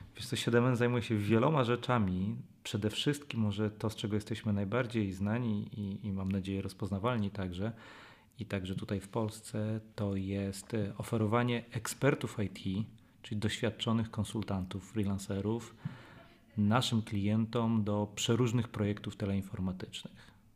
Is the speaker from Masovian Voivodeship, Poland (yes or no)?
yes; Warsaw, Masovian Voivodeship, Poland; jestem warszawiakiem